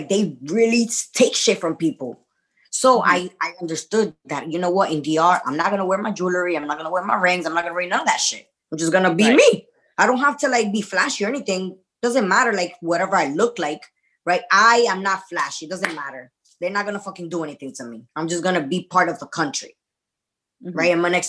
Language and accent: English; United States; well, I'm American, everybody speaks English.